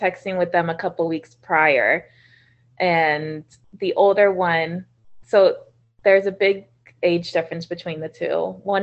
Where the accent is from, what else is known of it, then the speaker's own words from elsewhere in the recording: Orlando, Florida, United States; I was born and raised in Orlando